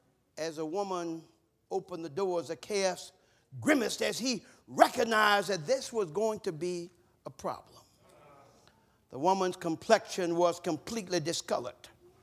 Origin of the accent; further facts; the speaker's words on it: the South, United States; years ago, where I grew up in the South, when someone passed, they put a funeral spray on the door.